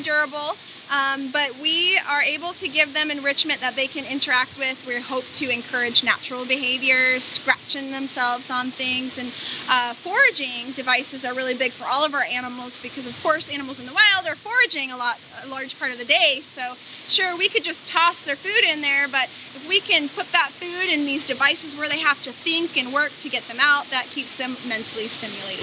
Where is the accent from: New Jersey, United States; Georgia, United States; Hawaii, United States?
Hawaii, United States; moved away; I'm from Hawaii.